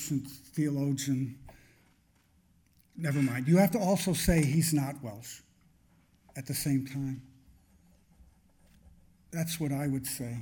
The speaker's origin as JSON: {"language": "English", "country": "Canada", "said": "a Canadian of Irish-German descent"}